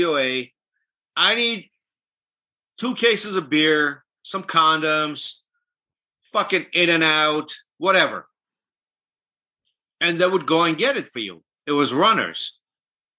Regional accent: Armenia; first language Armenian; English is a second language; moved away; I'm from Armenia, which is considered Eastern Armenian. So we speak Eastern Armenian dialect, but I speak both fluently

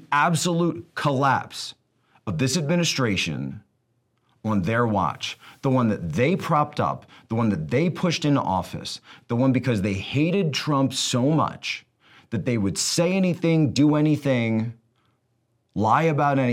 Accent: Pennsylvania, United States; Pennsylvania a state that's just a little bit, my home state

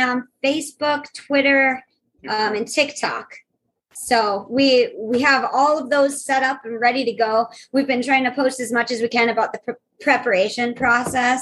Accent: Belfield, North Dakota, United States; also born or lived in Dickinson, North Dakota; I'm originally from Belfield, which is a very small town. And then I lived in Dickinson for a long time.

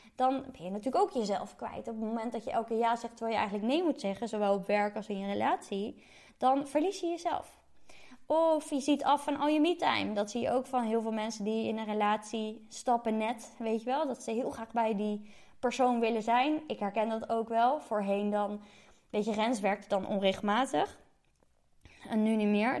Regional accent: Gouda, South Holland, Netherlands; moved away as an adult; also born or lived in Utrecht; doordat ik uit Gouda kwam

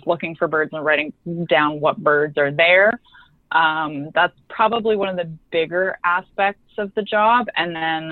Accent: British Columbia, Canada; moved away as an adult; now in Newfoundland, Canada; I'm actually from British Columbia

